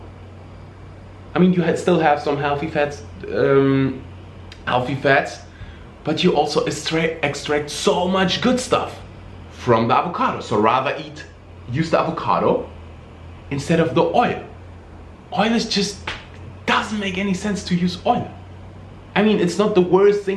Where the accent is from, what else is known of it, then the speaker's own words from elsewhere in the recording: Germany; moved away; they moved to Germany, the place where I was born. I'm really, really, really happy that that I had the opportunity to grow up in Germany